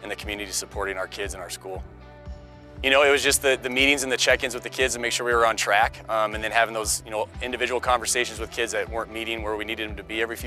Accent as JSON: {"language": "English", "region": "Colorado", "country": "United States", "tie": "born or raised there", "said": "born and raised in Colorado"}